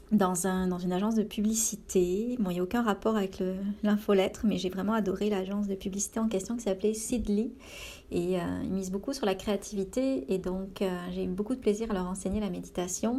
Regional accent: France; now in Canada

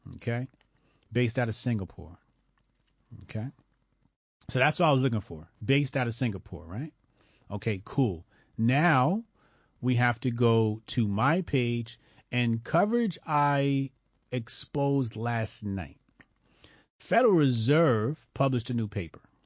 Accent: New Jersey, United States; This is New Jersey. This is my home state.

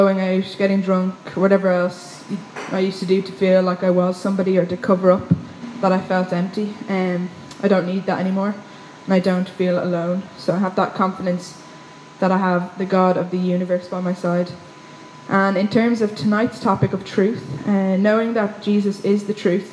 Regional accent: Wicklow, Leinster, Ireland; now in Dublin, Ireland; I'm from Wicklow

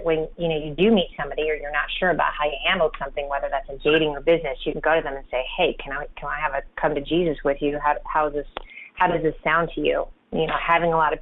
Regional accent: Champaign, Illinois, United States; moved away as an adult; now in Denver, United States; my hometown of Champaign, Illinois

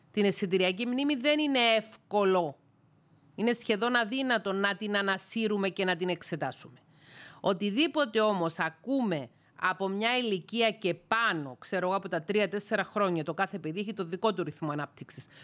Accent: Greece; οι Έλληνες σε μεγάλη πλειονότητα βαφτιζόμαστε χριστιανοί ορθόδοξοι από βρέφη

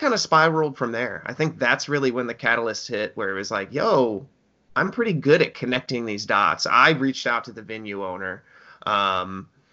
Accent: Springfield, Illinois, United States; moved away; I grew up around Springfield, Illinois

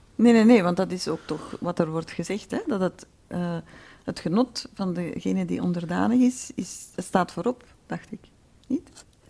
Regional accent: Flanders, Belgium; ik kom natuurlijk ook uit Vlaanderen

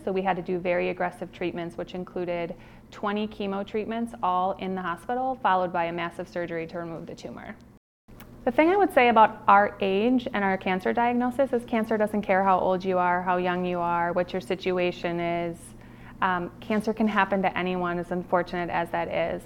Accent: Milwaukee, Wisconsin, United States; also born or lived in Cincinnati, Ohio; I absolutely love growing up in Milwaukee

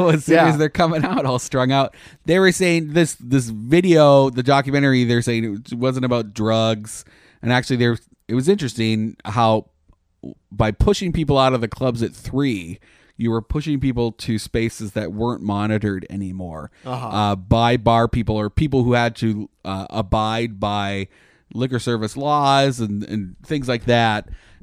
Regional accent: Canada; now in United States; I was amazed when I came here from Canada. There's like ride programs all the time.

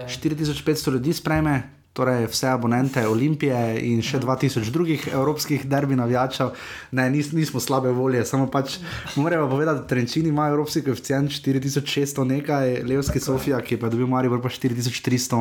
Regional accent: Maribor, Slovenia; smo pač iz Maribora

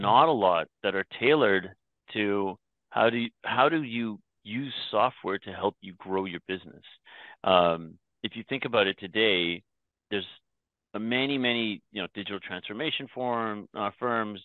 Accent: Toronto, Ontario, Canada; first language English; also born or lived in Myanmar; we traveled the longer way around the world from Myanmar to Toronto

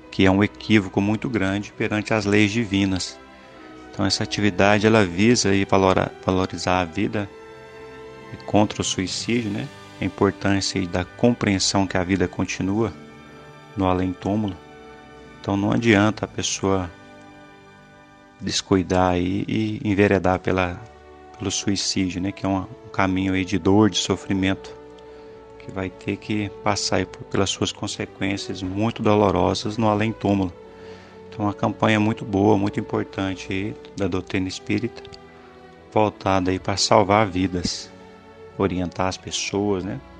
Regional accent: Itaberaí, Goiás, Brazil; sou da cidade aqui de Itaberaí, Goiás, participo no Centro Espírita Allan Kardec

